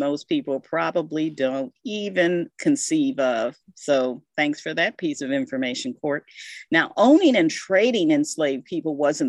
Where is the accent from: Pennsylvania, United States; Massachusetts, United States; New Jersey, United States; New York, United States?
Pennsylvania, United States; I grew up in Pennsylvania